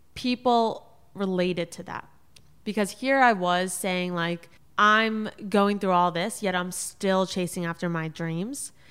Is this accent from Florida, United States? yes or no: yes; South Florida, United States; also born or lived in New York City; my parents were living in South Florida. That's where I grew up